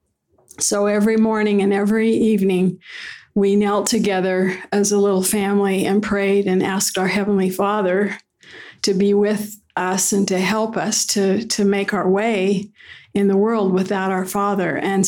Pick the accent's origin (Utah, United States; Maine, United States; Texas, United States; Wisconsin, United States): Utah, United States; Ogden; Well, I'm originally from Ogden, Utah. I was born and raised there in a home on 20th Street.